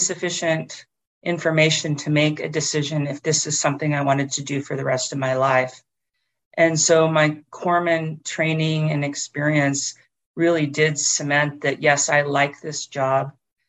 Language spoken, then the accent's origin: English; Oak Harbor, Washington, United States; some of my earliest memories were growing up in Oak Harbor, Washington, which is where a major Northwest Protection Navy base is.